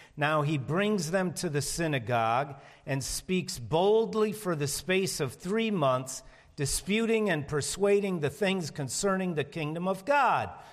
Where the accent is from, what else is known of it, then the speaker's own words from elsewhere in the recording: Chicago, Illinois, United States; I'm from Chicago